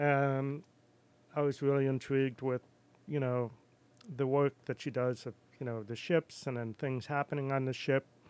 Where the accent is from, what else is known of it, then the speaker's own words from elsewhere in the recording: Wellfleet, Massachusetts, United States; accent: New York; also born or lived in New York City / Boston / Philadelphia / Rome, Italy; now in Astoria, United States; I grew up in Cape Cod